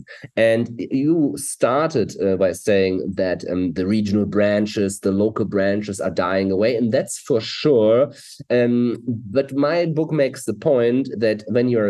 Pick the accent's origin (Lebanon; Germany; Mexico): Germany; Hamburg; English is a second language; I'm from Germany, Hamburg, Germany. We're here. We live in Hamburg, Germany.